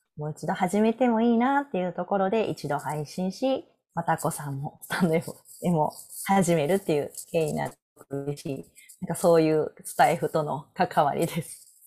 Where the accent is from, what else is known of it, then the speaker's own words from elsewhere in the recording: Osaka, Japan; now in Nara, Japan; 生まれ育った大阪